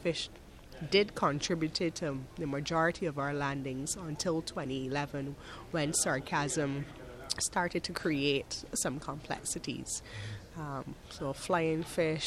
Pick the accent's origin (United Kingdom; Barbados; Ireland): Barbados; I'm from Barbados, a little island in the Caribbean